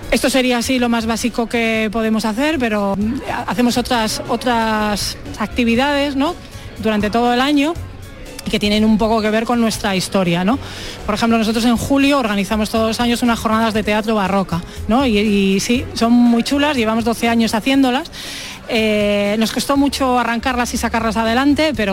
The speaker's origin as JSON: {"language": "Spanish", "town": "Gumiel de Mercado", "region": "Castile and León", "country": "Spain", "said": "nosotros venimos de Gumiel de Mercado, es un pueblo que está en Burgos, muy cerquita de Aranda de Duero, a unos 12 kilómetros así."}